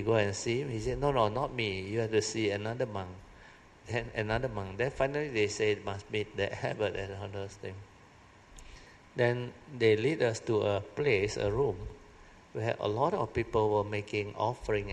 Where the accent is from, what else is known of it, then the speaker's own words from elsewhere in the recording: Malaysia; we are from Malaysia.